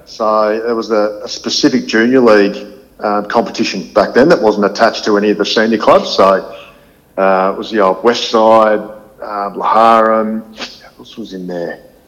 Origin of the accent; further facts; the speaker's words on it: Horsham, Victoria, Australia; also born or lived in Ballarat; I've got amazingly fond memories of, of growing up in Horsham